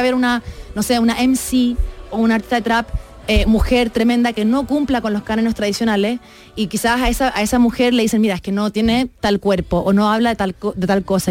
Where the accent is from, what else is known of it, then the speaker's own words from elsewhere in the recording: Chile; moved away as an adult; now in Mexico; yo soy, claro, soy de Chile